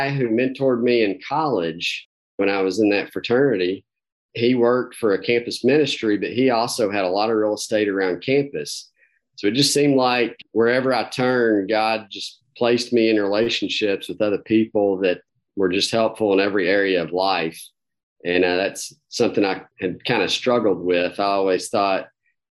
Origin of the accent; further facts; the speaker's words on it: Campbellsville, Kentucky, United States; Grew up in small town Kentucky, Campbellsville